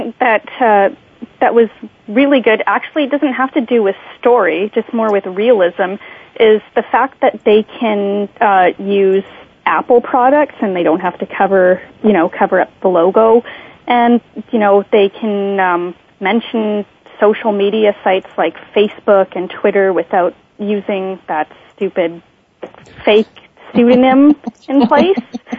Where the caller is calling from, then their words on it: Canada; I'm calling from Canada